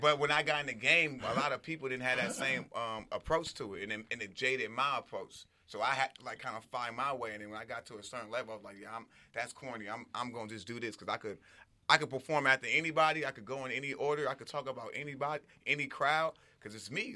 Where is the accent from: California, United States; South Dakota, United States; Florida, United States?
California, United States; Compton; also born or lived in Inglewood, California / Los Angeles; I'm from Compton, but I'm like I'm from Compton, Inglewood. Why? I'm from all over